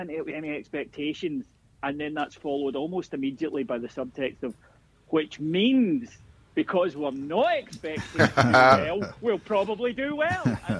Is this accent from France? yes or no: no; Scotland, United Kingdom; as a Scotsman